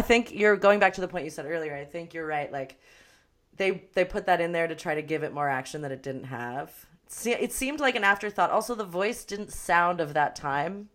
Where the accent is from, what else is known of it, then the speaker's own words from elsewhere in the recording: Los Angeles, California, United States; growing up in Los Angeles.